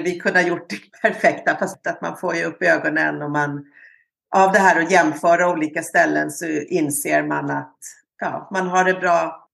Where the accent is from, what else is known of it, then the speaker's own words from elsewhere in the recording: Sweden; moved away as an adult; also born or lived in Canada; som utlandssvensk